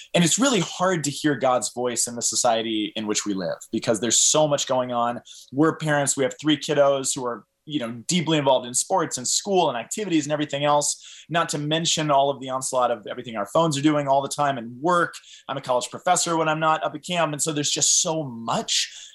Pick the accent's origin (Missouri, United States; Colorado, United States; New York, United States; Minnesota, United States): Colorado, United States; Boulder; growing up in Boulder, I, I, um, raised a Catholic